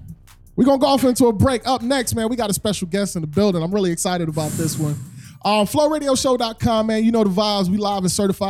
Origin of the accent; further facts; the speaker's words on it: New York, United States; I'm from New York